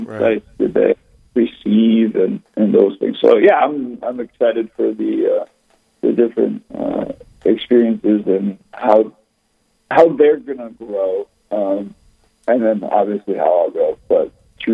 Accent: Rochester, Minnesota, United States; now in Fairmont, United States; grew up in Rochester, Minnesota, so I kind of grew up with confirmation classes

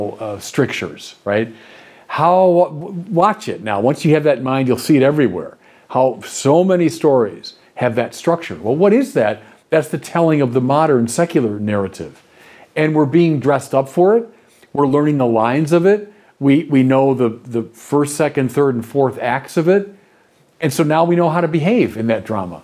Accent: United States; also born or lived in Paris, France / Chicago; As Americans

